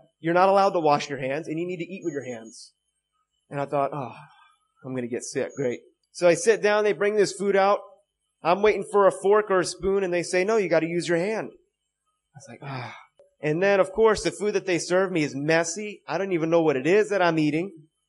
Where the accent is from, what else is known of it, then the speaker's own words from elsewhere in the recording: United States; Before I'm an American, I'm a Christian.